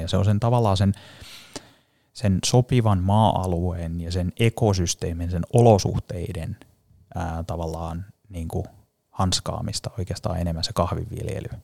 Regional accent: Finland; moved away as an adult; also born or lived in Paris, France / United States

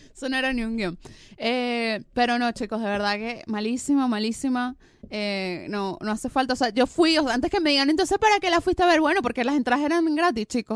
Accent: Venezuela; now in Argentina; soy venezolana

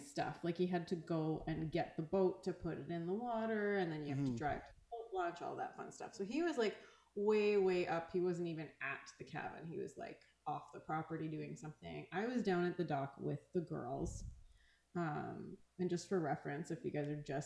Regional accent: Grand Beach, Manitoba, Canada; I grew up on the Grand Beach, which is like white sand

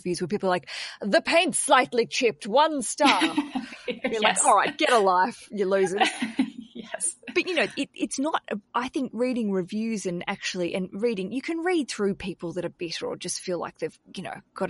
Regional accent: Australia; I'm an Aussie and we've got a bad reputation because in our country we don't really tip

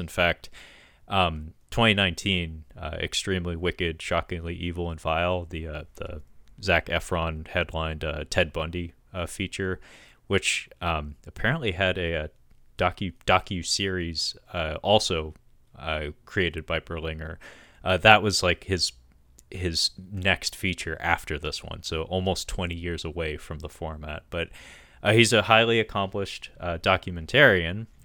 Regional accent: Washington, United States; Forks, Washington, uh, to talk about my home state

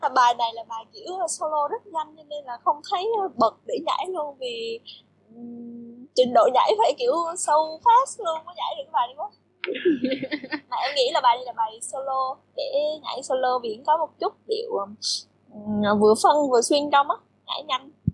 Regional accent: Quang Nam, Vietnam; mình người Quảng Nam và mình đang sống ở Hội

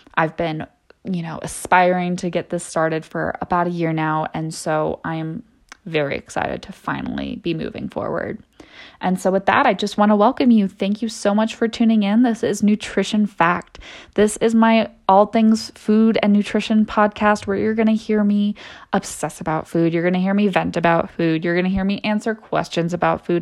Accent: San Diego, California, United States; moved away as an adult; also born or lived in San Luis Obispo, California; now in Denver, United States; I grew up in San Diego. um, California

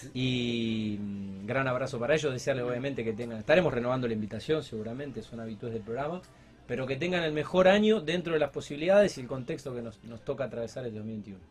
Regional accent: Rosario, Santa Fe, Argentina; nuestra ciudad

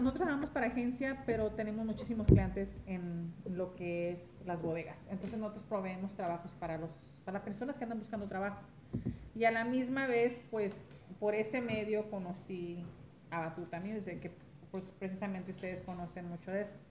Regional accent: Los Angeles, California, United States; moved away; Soy originaria de Los Ángeles, California, padres mexicanos, Michoacán y Jalisco

